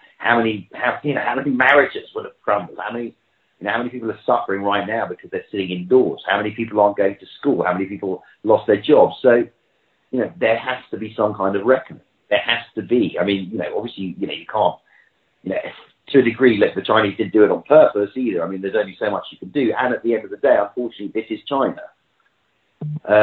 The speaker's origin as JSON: {"language": "English", "region": "London", "country": "United Kingdom", "tie": "born or raised there", "said": "that's my hometown, that's where I'm, home city, that's where I'm from"}